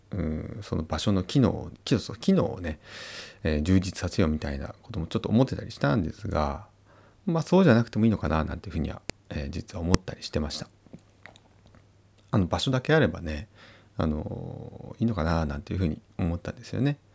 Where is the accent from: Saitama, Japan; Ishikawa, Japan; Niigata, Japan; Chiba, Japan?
Niigata, Japan; Uonuma; 私の地元の魚沼